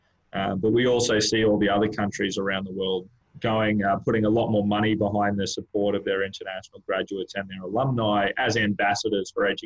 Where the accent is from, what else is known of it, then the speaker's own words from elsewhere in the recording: Brisbane, Queensland, Australia; moved away as an adult; now in Vietnam; I'm originally from Brisbane in Queensland, and I currently live in Vietnam.